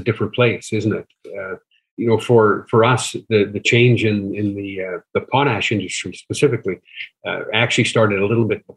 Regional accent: Saskatchewan, Canada; I'm an engineer, born and raised in Saskatchewan. Lived my life there

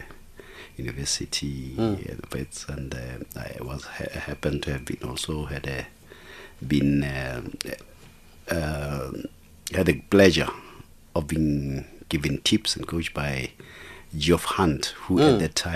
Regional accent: Douay, Gauteng, South Africa; I'm from Douay

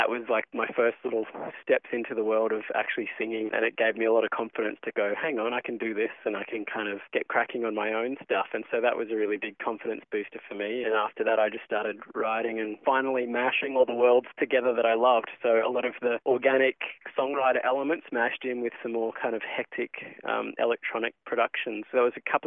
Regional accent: Cairns, Queensland, Australia; also born or lived in Brisbane; I moved from Cairns, where I grew up, to Brisbane to study

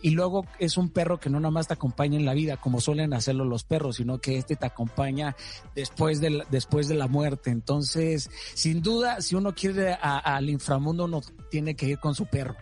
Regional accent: Mazatlán, Sinaloa, Mexico; Yo soy sinaloense, soy mazatleco

